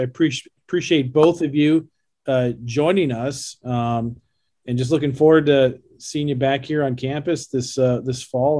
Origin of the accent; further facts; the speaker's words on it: Southern California, United States; moved away; I grew up in Southern California